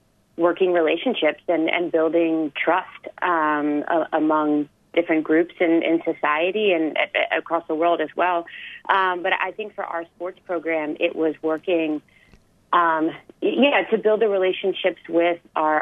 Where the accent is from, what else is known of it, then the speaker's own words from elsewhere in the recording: Delaware, United States; I'm from the States. You might be able to tell from my accent, but I'm from a very small state in Delaware